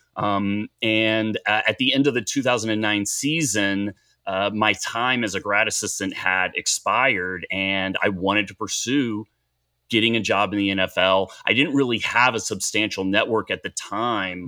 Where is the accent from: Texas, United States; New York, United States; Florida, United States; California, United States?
Texas, United States; Dallas; also born or lived in Boulder, Colorado; I'm from Dallas, Texas, and, and grew up five minutes from the stadium here, uh, in Dallas